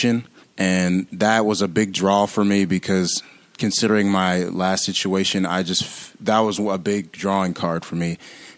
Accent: San Diego, California, United States; also born or lived in Louisiana; now in St. Paul, United States; I'm from San Diego, actually, California

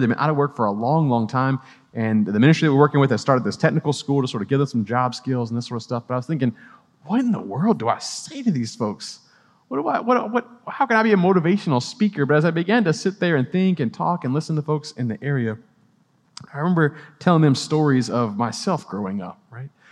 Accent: New Orleans, Louisiana, United States; now in Clemson, United States; I'm originally from New Orleans

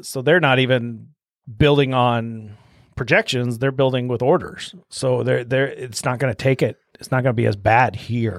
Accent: Omaha, Nebraska, United States; moved away as an adult; also born or lived in Minnesota / Denver; I'm from Omaha and then I went to school all over town. So, grew up twenty-fifth and Chandler, which is south though.

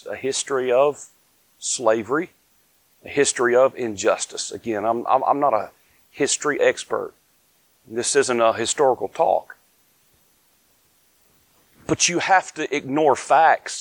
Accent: North Carolina, United States; I'm from the South. Born, raised here in North Carolina

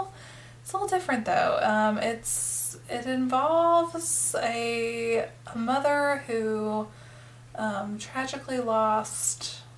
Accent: North Carolina, United States; accent: Southern; I'm from here. Like, I'm from North Carolina.

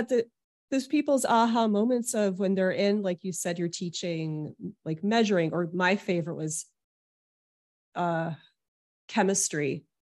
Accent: Detroit, Michigan, United States; now in New York City, United States; I was born in Detroit

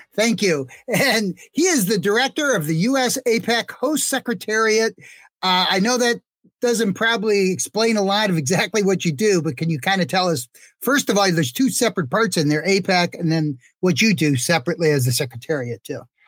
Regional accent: Detroit, Michigan, United States; I'm from Detroit

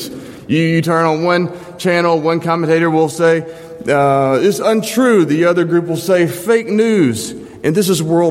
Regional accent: Jackson, Mississippi, United States; now in Memphis, United States; I'm not a native to Memphis, but I've lived here about as long as where I was raised, my hometown of Jackson, Mississippi.

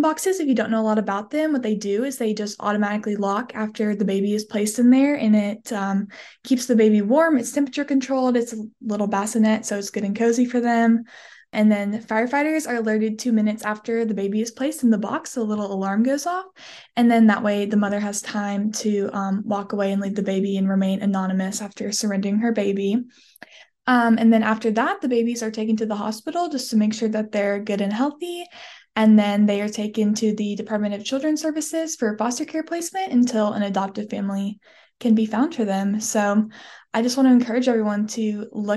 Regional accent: Tennessee, United States; I am from Tennessee

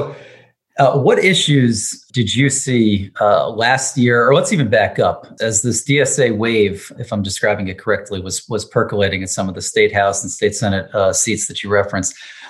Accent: Allentown, Pennsylvania, United States; I'm from Allentown in Lehigh County

